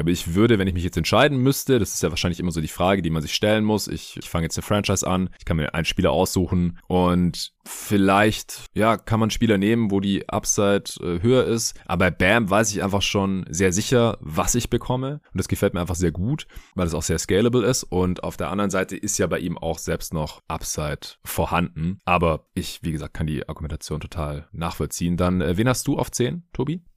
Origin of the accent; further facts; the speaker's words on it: Stuttgart, Baden-Württemberg, Germany; now in Berlin, Germany; nach Stuttgart in die alte Heimat.